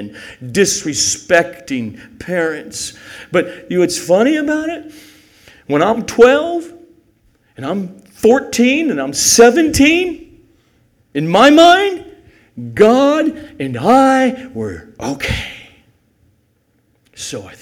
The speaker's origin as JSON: {"language": "English", "town": "El Segundo", "region": "California", "country": "United States", "tie": "born or raised there", "said": "raised in El Segundo, California, in a Roman Catholic family"}